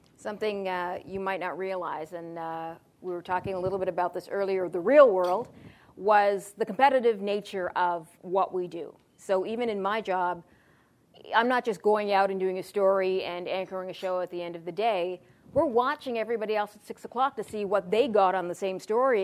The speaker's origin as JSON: {"language": "English", "town": "Toronto", "region": "Ontario", "country": "Canada", "tie": "born or raised there", "also_born_or_lived": "Ottawa", "said": "I grew up in Malvern"}